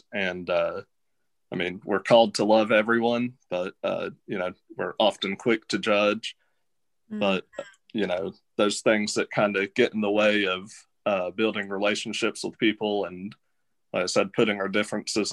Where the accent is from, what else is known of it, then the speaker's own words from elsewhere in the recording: Knoxville, Tennessee, United States; also born or lived in Sevierville, Tennessee; now in Martin, United States; I'm from Knoxville, Tennessee originally, but I moved here from Sevierville, Tennessee.